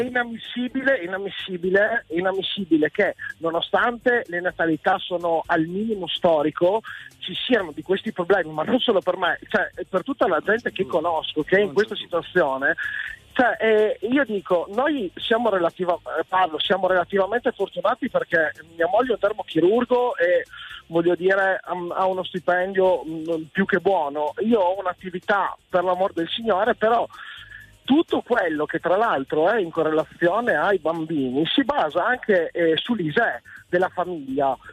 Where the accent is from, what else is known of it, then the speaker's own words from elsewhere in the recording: Pordenone, Friuli-Venezia Giulia, Italy; Di Pordenone